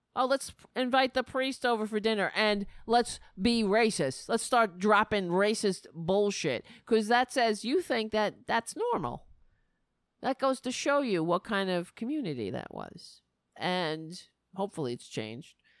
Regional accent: New York City, New York, United States; I grew up in Staten Island.

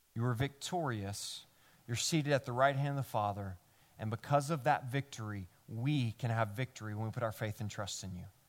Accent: Memphis, Tennessee, United States; now in New York, United States; I'm from Memphis

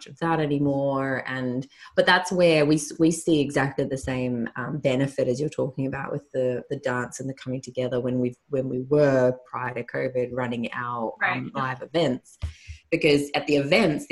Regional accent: Australia; my home country

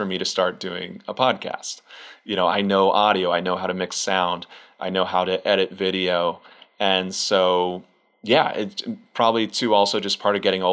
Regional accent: Pennsylvania, United States; moved away; also born or lived in Los Angeles / Grand Canyon; I grew up in Pennsylvania

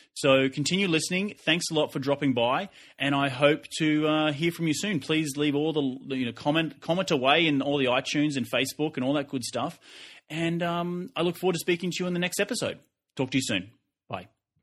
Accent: Australia; now in United States; I'm Australian and I'm Australian living in the U S

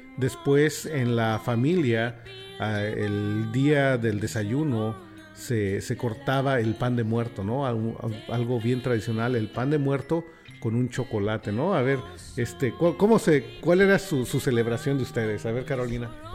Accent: Mexico City, Mexico; moved away; me crié en la Ciudad de México

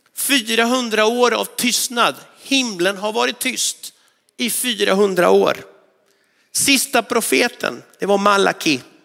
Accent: northwestern Argentina, Argentina; now in Sweden; utanför min hemstad i nordvästra Argentina

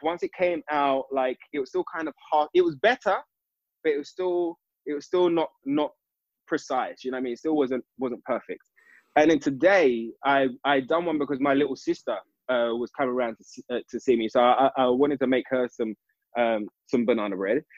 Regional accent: London, United Kingdom; I'm an East London boy, born in East in East London

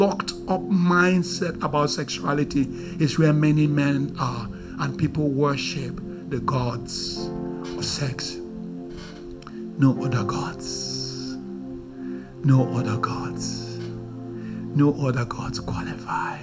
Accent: Nigeria; I'm very Nigerian

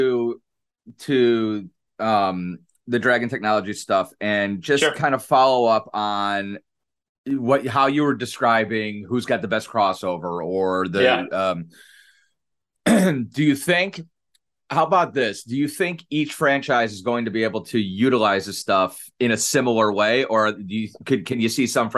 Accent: Cleveland, Ohio, United States; I'm from Cleveland

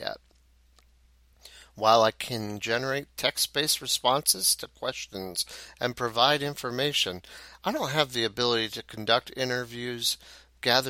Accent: Arlington, Ohio, United States; my hometown of Arlington in Hancock County

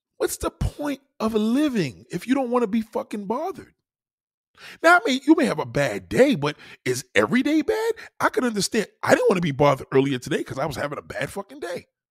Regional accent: New York, United States; I'm a New Yorker.

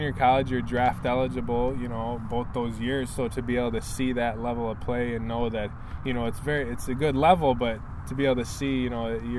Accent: Troy, Michigan, United States; I grew up in Troy

